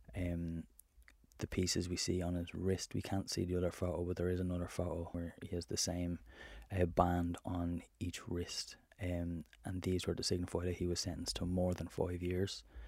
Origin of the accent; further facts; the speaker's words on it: Ireland; as an Irishman